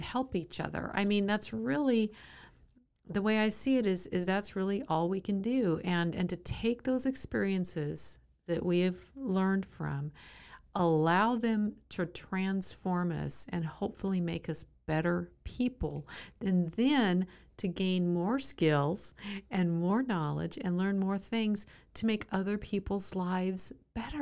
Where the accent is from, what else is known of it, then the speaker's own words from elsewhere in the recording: Southern California, United States; I grew up in Southern California